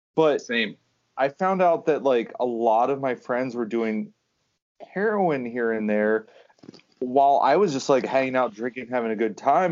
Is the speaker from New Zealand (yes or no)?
no; Pennsylvania, United States; we're all from Pennsylvania